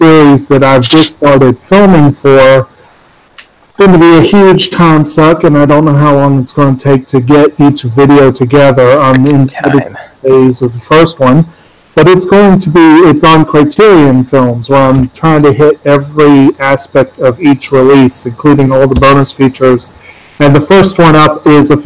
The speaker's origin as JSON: {"language": "English", "region": "Central Virginia", "country": "United States", "said": "I'm from Central Virginia"}